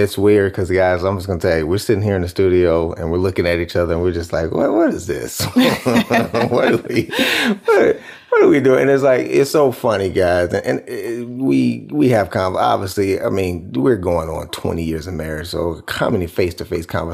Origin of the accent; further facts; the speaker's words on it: Cleveland, Ohio, United States; I'm from Cleveland.